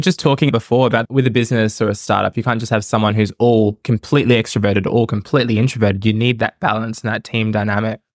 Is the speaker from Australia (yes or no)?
yes; Australia; I'm Australian, but dark skin color